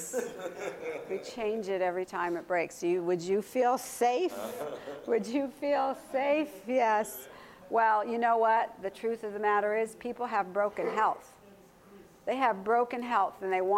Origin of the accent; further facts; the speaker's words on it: United States; I'm an American